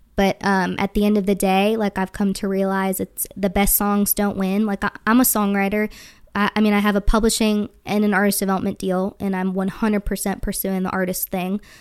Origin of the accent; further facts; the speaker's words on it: Wisconsin, United States; I'm from Wisconsin